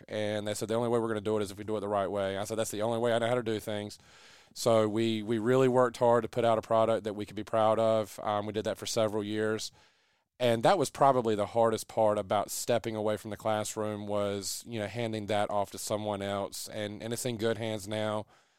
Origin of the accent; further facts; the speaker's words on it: Lexington, North Carolina, United States; moved away as an adult; also born or lived in Raleigh, North Carolina; now in Kinston, United States; I grew up in Lexington, and, you know, still a Lexington barbecue fan